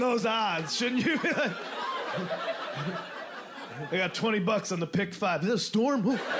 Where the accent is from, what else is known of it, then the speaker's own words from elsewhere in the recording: Midwest, United States; I'm from the Midwest